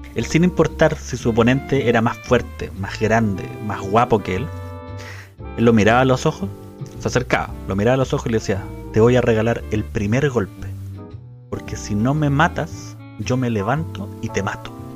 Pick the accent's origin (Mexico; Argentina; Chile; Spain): Chile; somos la generación chilena que veía la serie en el Club de los Tigritos